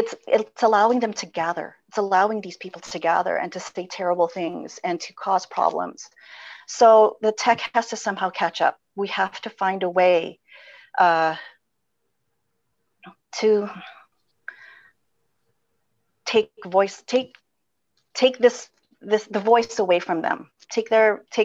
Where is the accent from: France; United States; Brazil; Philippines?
Philippines; moved away; I come from the Philippines